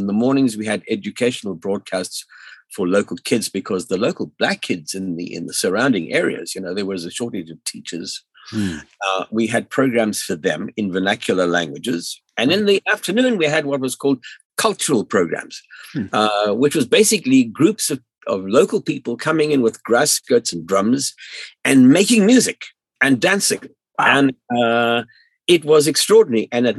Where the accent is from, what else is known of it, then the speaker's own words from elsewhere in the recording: South Africa; moved away; also born or lived in Central Africa; I'm now in my late 70s, and I grew up in South Africa. And I grew up as a child during the apartheid era in South Africa